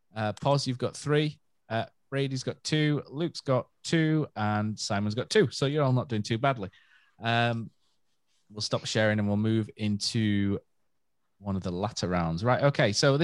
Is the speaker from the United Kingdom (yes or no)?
yes; Yorkshire and the Humber, United Kingdom; we're from Yorkshire, aren't we?